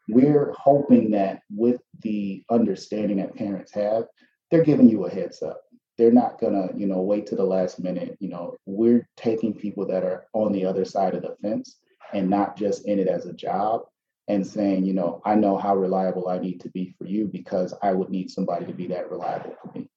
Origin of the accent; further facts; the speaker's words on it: Chicago, Illinois, United States; We grew up on the South Side, sort of between the South Shore um, and Chatham area